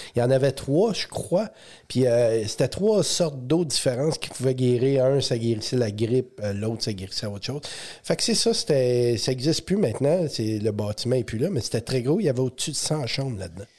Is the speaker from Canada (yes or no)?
yes; Eastern Ontario, Canada; on vient de l'Est Ontario